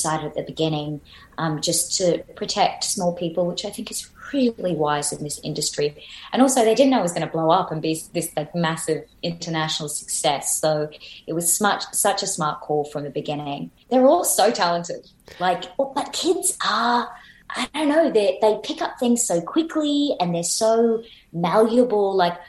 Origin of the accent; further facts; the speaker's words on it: Australia; We started off as a British penal colony, so like there's got to be some crossovers there.